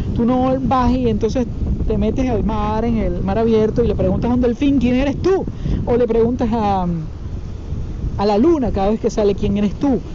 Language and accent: Spanish; Venezuela; moved away; yo vengo de Venezuela para los que obviamente lo saben y para los que no. Y en Venezuela durante muchísimo tiempo yo vivía